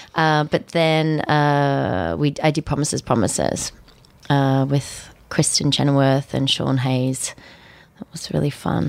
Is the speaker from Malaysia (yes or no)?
no; Australia; moved away as an adult; also born or lived in London / New York; growing up in Australia